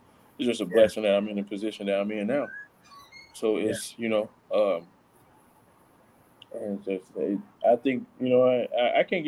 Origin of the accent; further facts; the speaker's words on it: Chicago, Illinois, United States; I'm from Chicago, the west side of Chicago